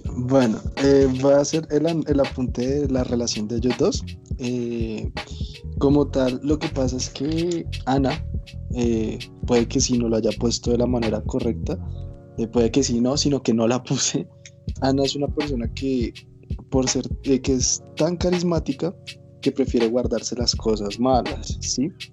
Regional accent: Colombia; now in Bogotá, Colombia; yo no nací en Bogotá, yo nací en Villado.

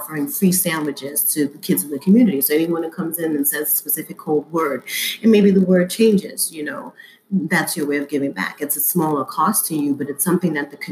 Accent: New York City, New York, United States; being a Black person in America, in New York, growing up in Harlem

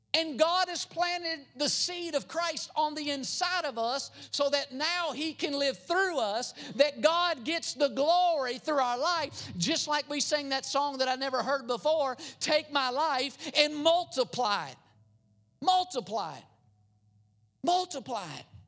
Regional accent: United States; also born or lived in Philippines; I grew up in America

